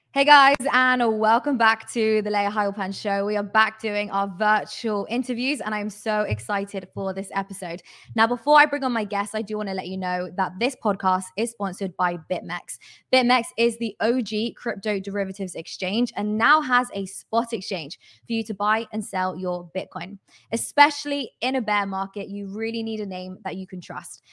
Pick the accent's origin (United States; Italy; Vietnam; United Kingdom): United Kingdom; I'm British